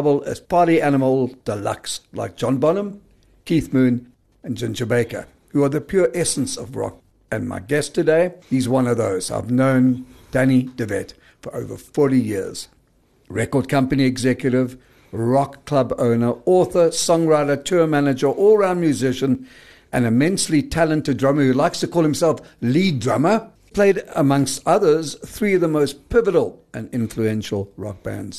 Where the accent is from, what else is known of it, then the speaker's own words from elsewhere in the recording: Brakpan, Gauteng, South Africa; I'm from Brakpan